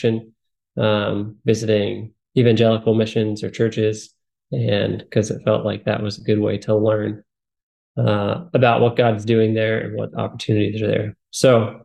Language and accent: English; Pennsylvania, United States; I am married, and we have two children, and we're from Pennsylvania